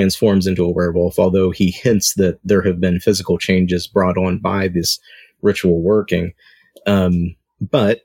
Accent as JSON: {"language": "English", "region": "Southern West Virginia", "country": "United States", "tie": "born or raised there", "moved": "yes", "said": "I grew up in Southern West Virginia"}